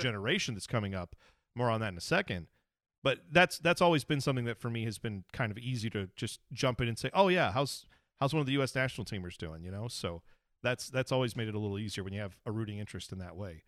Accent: United States; as an American soccer fan

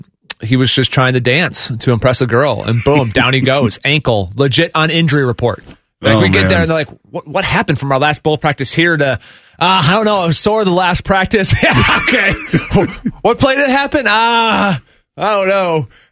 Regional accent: Minnesota, United States; moved away; Growing up in Minnesota

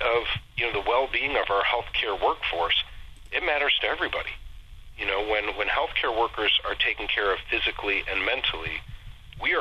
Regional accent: Solon, Ohio, United States; also born or lived in Columbus, Ohio / Cincinnati, Ohio / Wilmington, Ohio; I was born and raised in Solon, on the east side of Cleveland

